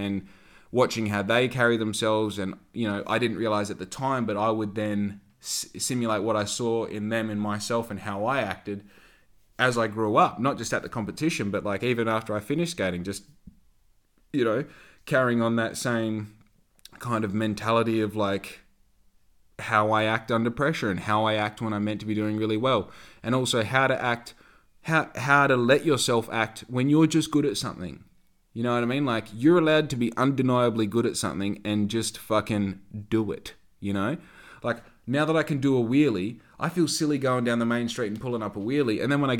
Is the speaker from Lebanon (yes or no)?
no; Victoria, Australia; I was originally from Victoria, so I've been back to Victoria every 10 minutes my whole time growing up.